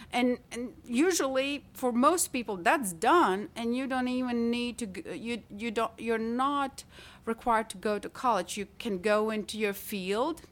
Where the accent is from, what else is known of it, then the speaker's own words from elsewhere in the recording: Latvia; English is a second language; moved away as an adult; also born or lived in Italy; now in Tyler, Texas, United States; I studied art in my home country, in Latvia, I went to art academy there